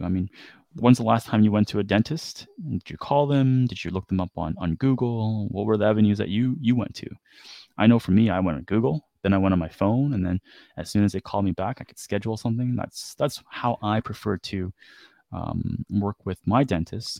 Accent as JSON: {"language": "English", "country": "Canada", "tie": "born or raised there", "said": "growing up in Canada"}